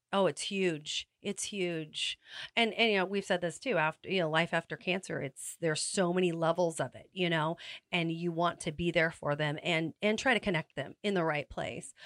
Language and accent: English; Salinas, California, United States; also born or lived in Santa Maria; I was born and raised in Salinas